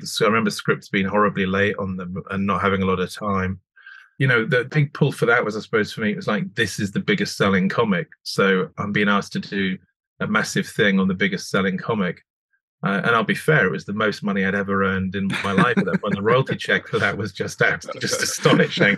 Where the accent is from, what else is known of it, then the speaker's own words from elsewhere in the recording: the Scottish Borders, Scotland, United Kingdom; I grew up on the Scottish borders